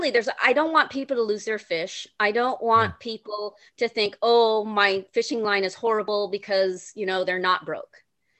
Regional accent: California, United States; I'm from California.

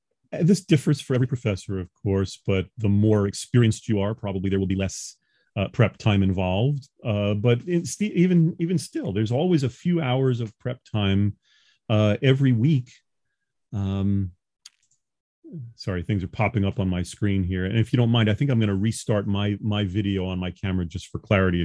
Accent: Long Island, New York, United States; Oh, yeah. I'm a New Yorker by birth. I'm from Long Island.

